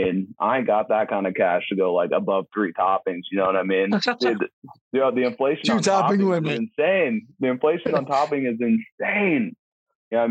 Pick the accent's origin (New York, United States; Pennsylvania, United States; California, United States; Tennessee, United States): California, United States; Santa Barbara; also born or lived in Niceville, Florida; now in San Diego, United States; my hometown of Santa Barbara